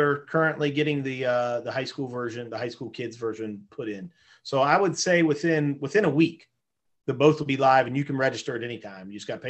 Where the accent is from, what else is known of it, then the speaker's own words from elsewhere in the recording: West Virginia, United States; now in Tiffin, United States; I grew up in West Virginia and that was what we did.